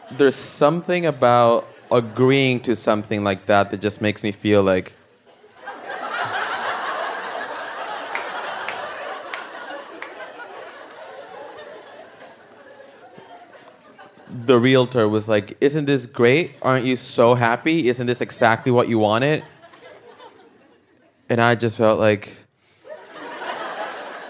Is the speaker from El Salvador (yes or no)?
yes; El Salvador; moved away; I'm originally from El Salvador